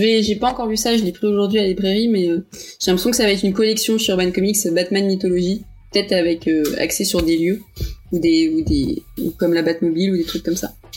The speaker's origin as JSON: {"language": "French", "country": "Portugal", "said": "je suis portugaise"}